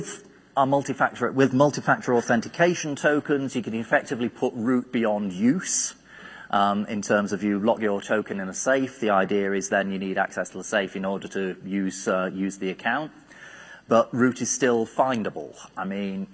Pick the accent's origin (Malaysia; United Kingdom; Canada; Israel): United Kingdom; being British